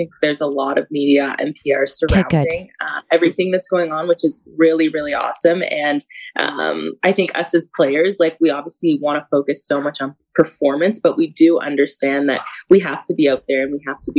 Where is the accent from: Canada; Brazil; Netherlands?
Canada; he wanted me to know how to skate, like, as a Canadian.